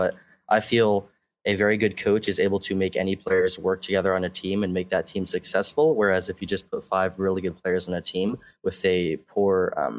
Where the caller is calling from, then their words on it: San Francisco, California, United States; I am calling from San Francisco.